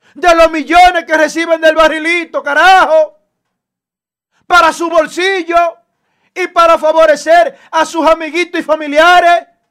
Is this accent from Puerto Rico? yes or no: no; Dominican Republic; como dominicano